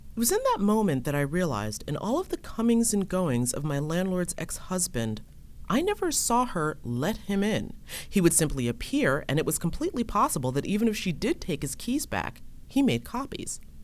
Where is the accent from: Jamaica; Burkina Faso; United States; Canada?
United States; Hudson Valley, New York; Where I'm from and I live is in the Hudson Valley